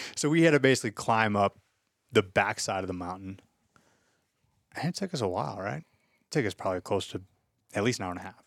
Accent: Louisiana, United States; I come from Louisiana

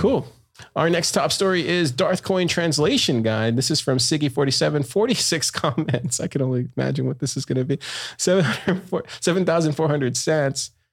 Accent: Corpus Christi, Texas, United States; I'm from Corpus

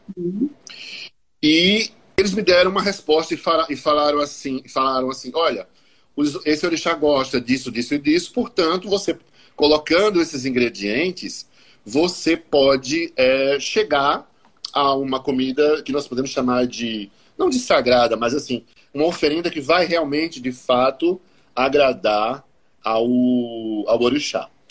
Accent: Paraíba, Brazil; Eu sou paraibano, nascido e criado, como dizia meu pai, na tinta e na gorda.

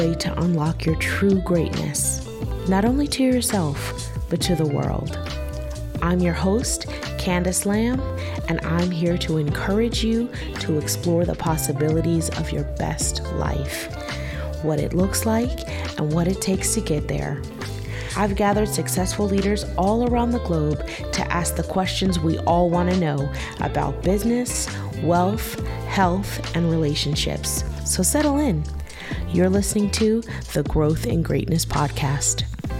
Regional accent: United States; now in Bermuda; We're US, but we live in Bermuda.

